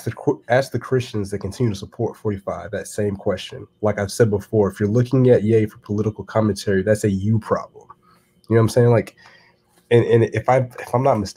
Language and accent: English; United States; I'm an American